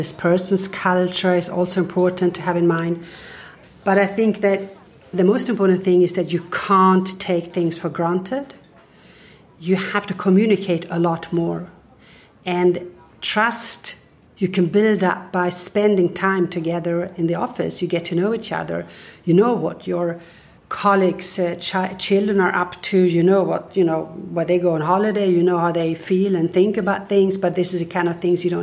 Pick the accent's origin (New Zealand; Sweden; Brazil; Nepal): Sweden; Stockholm, Stockholm County; I'm originally from Stockholm